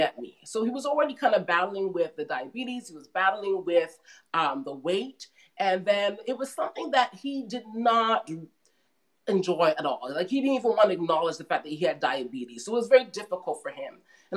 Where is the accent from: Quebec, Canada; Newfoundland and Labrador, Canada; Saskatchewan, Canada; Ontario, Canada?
Ontario, Canada; Mississauga; also born or lived in Toronto, Canada / Brampton, Canada; So I spent a lot of my years, middle school, high school in Mississauga